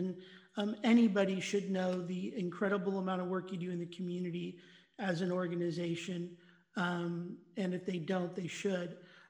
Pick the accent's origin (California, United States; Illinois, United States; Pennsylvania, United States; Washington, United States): California, United States; Los Angeles; I was born and raised in Los Angeles.